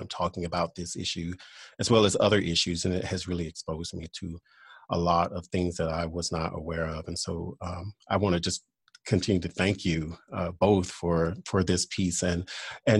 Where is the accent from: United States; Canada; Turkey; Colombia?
United States; Louisiana; I am originally from Louisiana